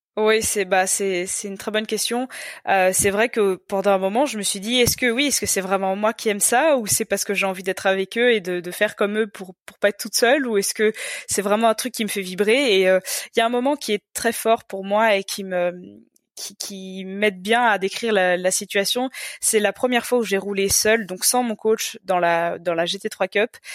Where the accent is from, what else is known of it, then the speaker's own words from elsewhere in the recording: Belgium; je suis belge